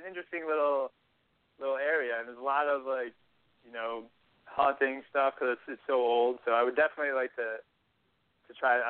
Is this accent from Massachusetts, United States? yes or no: yes; Massachusetts, United States; moved away; I'm from Massachusetts.